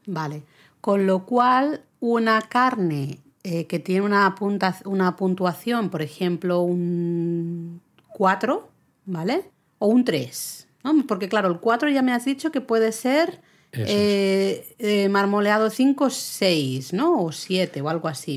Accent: Catalonia, Spain; yo soy catalana

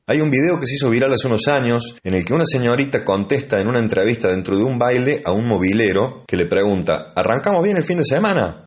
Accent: Córdoba, Argentina; accent: tonada cordobesa; nosotros mismos, los cordobeses

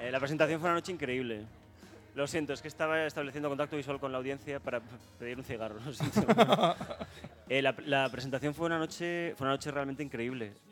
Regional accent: Toledo, Castilla-La Mancha, Spain; Yo, soy de Toledo.

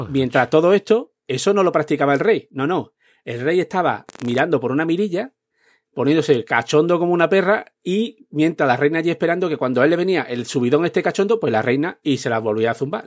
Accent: Spain; como somos aquí los españoles

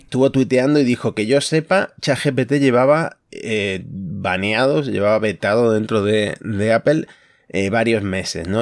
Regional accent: Concordia, Entre Ríos, Argentina; now in Spain; estoy en mi ciudad natal, Concordia

